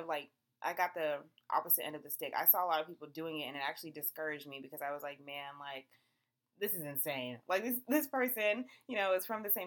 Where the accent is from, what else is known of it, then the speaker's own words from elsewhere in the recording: Nigeria; I'm still Nigerian